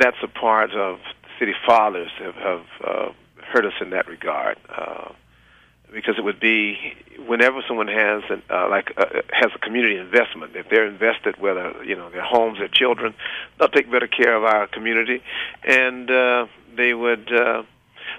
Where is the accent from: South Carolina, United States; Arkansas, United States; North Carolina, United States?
South Carolina, United States; moved away as an adult; now in Atlantic City, United States; I'm from South Carolina, and I attended South Carolina State University as well as Morris in South Carolina